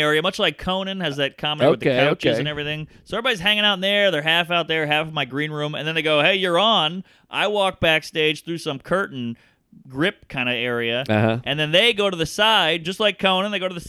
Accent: United Kingdom; And, you know, I'm a British guy, so comedy's big.

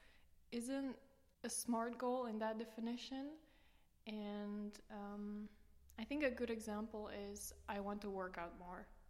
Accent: Romania; moved away as an adult; now in Maastricht, Netherlands; I come from Romania originally. And I've been in the Netherlands for 7 years now, 4 years in Maastricht

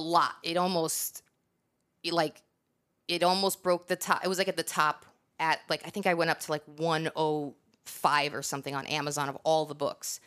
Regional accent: New York, United States; moved away; also born or lived in Northeast; I'm from New York

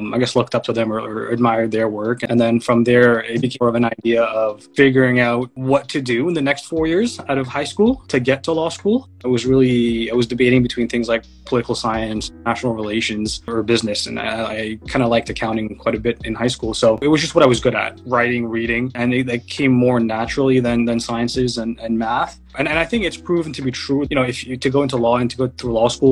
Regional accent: Mississauga, Ontario, Canada; also born or lived in Mauritius / Montreal / Waterloo / Toronto; I grew up in Mississauga

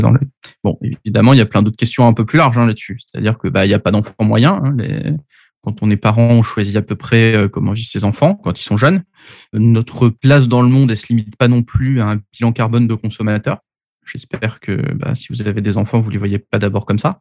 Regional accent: Paris, Île-de-France, France; j'ai 39 ans, je suis parisien

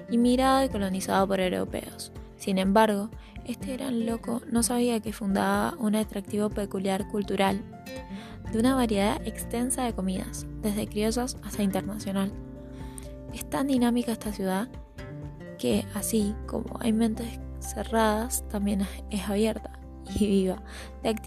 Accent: Mendoza, Argentina; Hoy voy a hablar de mi tierra mendocina.

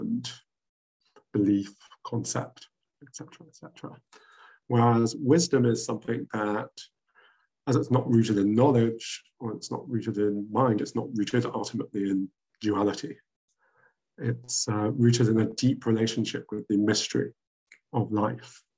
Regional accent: London, United Kingdom; I grew up in London, where the school that I went to taught Sanskrit, philosophy

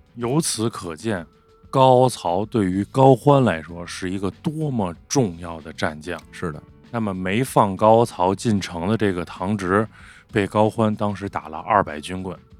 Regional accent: Beijing, China; accent: Beijing dialect; 咱说北京话

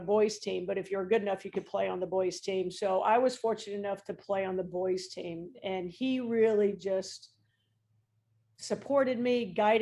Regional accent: Mishawaka, Indiana, United States; when I was growing up in Mishawaka

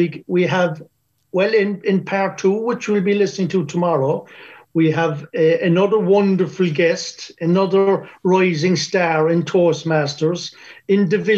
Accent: Ireland; As Irish people, we're known for our generosity.

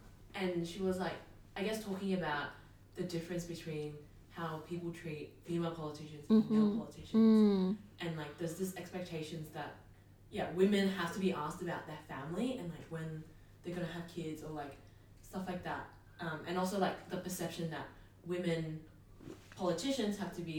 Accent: Australia; as Asian Australian Christians

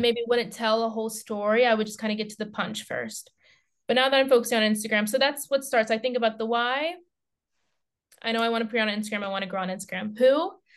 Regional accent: United States; now in Finland; an active life in Finland as an American

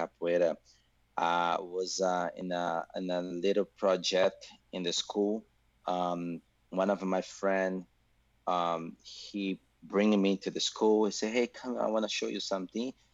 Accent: Salvador, Bahia, Brazil; English is a second language; moved away; I'm from Brazil, Salvador, Bahia

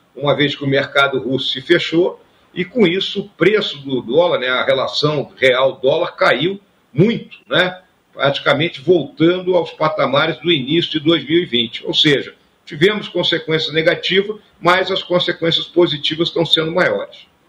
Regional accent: Rio Grande do Sul, Brazil; o Rio Grande do Sul é minha terra, né? Então, quando a gente nasce né, num local com as características né, do nosso estado do Rio Grande do Sul

